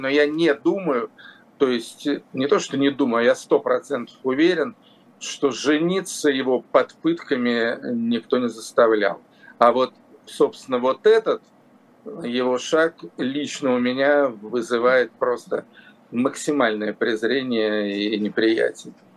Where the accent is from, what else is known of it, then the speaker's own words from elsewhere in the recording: Yaroslavl, Yaroslavl Oblast, Russia; Ярославль – это мой родной город